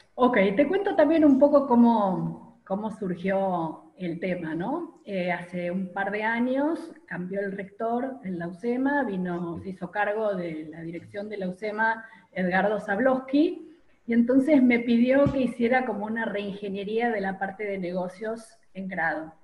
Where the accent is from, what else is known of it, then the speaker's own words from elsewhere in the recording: Argentina; moved away as an adult; also born or lived in Pittsburgh, United States / Rochester, United States / Cincinnati, United States; cuando volví a la Argentina